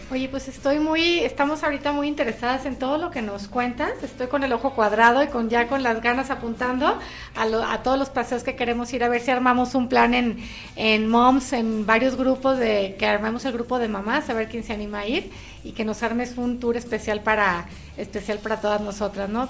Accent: Monterrey, Nuevo León, Mexico; moved away; yo que soy de fuera, soy de Monterrey

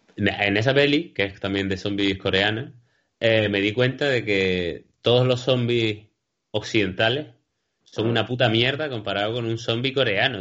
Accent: Canary Islands, Spain; somos cómicos de Canarias

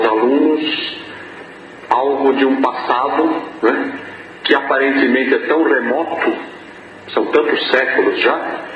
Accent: São Paulo, Brazil; accent: sotaque do sudeste do Brasil; sudeste do Brasil, mais precisamente eu venho do estado de São Paulo. Né? Eu sou nascido na cidade de São Paulo, não vivo mais na cidade de São Paulo, mas nasci e cresci ali.

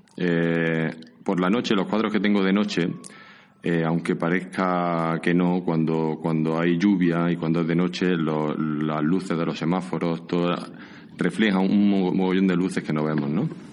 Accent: Jun, Andalusia, Spain; moved away as an adult; now in San Sebastián, Spain; Soy de un pueblecito al lado de Granada, a dos kilómetros de Granada, y se llama Jun

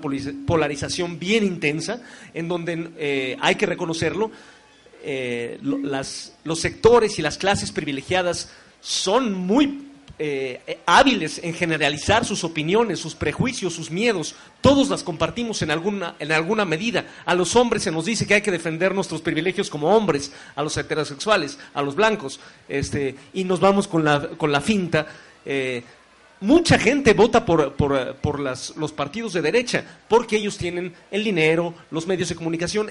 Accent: Mexico; Soy mexicano, sé la historia de mi propio país

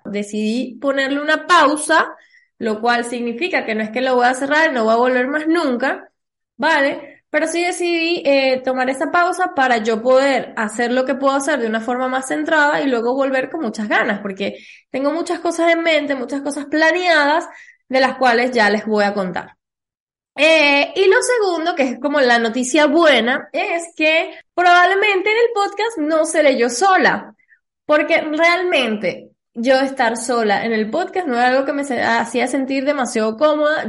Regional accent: Venezuela; nosotros somos de Venezuela

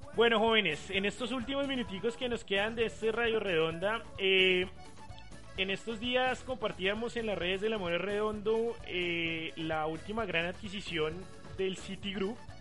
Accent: Bogotá, Colombia; soy hincha de millonarios, pues soy bogotano

